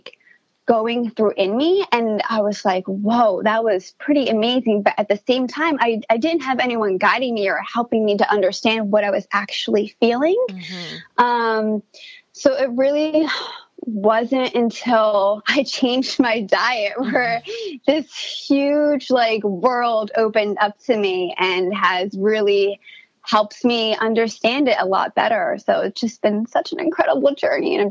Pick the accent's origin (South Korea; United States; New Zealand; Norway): United States; Princeton, New Jersey; I was born in New Jersey around the Princeton area, and I actually grew up on a farm